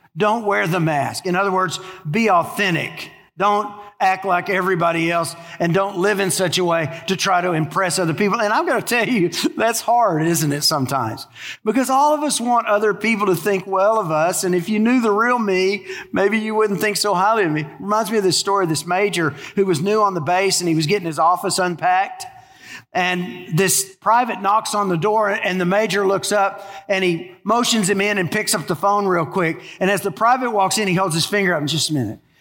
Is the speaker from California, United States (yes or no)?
no; Texas, United States; moved away as an adult; now in Louisiana, United States; I grew up in Texas